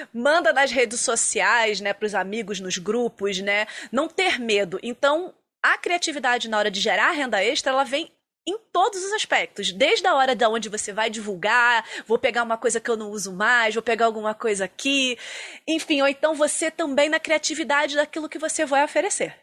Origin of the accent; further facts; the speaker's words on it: Rio de Janeiro, Brazil; now in Curitiba, Brazil; Eu sou carioca